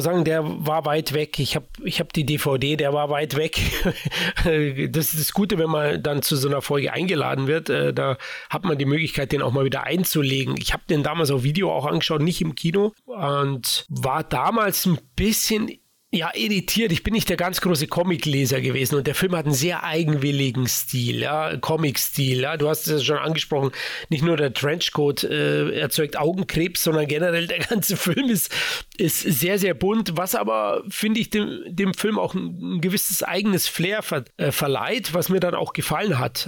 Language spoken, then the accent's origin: German; Bavaria, Germany; born or raised there